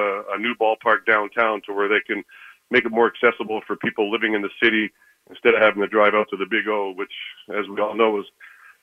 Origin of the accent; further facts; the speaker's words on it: Canada; being a Canadian myself